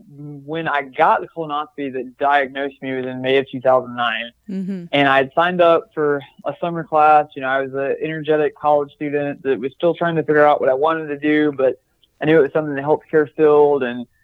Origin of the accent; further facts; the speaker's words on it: the South, United States; And I think part of that's just growing up in the South.